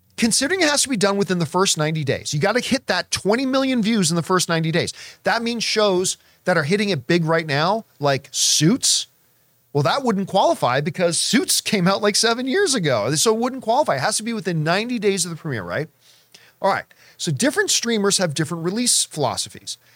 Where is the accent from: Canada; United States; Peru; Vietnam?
Canada; growing up in Canadian winters